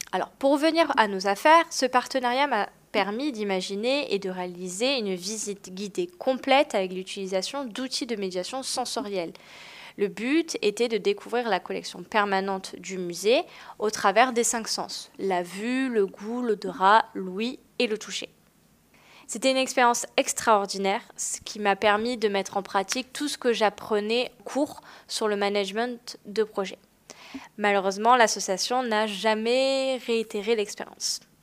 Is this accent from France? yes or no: yes; Marseille, Provence-Alpes-Côte d'Azur, France; moved away; Aujourd'hui, j'habite à Marseille, ma ville natale